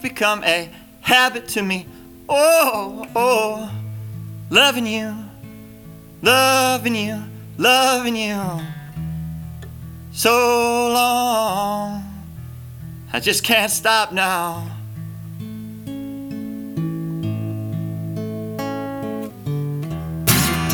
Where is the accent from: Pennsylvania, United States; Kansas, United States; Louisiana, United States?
Kansas, United States; Pittsburg; moved away as an adult; also born or lived in Ohio; now in Tennessee, United States; Was born in Ohio, and I grew up in Kansas.